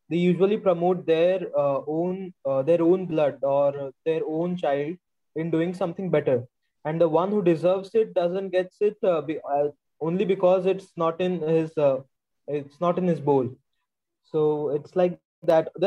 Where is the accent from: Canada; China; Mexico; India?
India